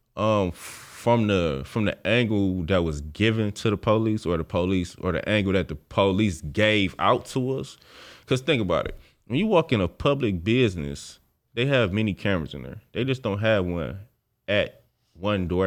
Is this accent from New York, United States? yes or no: no; Detroit, Michigan, United States; I grew up on Seven Mile and Greenfield